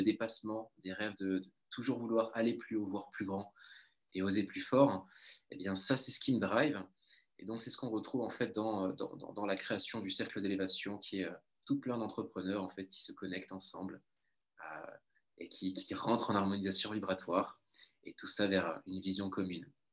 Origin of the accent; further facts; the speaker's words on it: Toulouse, Occitania, France; d'où je viens de Toulouse, sud de la France, donc on vient du même endroit